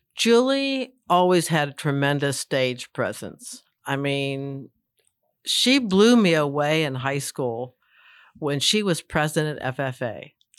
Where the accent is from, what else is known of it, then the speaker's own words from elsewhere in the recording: Pittsburgh suburbs, Pennsylvania, United States; now in Boyce, Virginia, United States; what you call suburbs, but it's very close to the city of Pittsburgh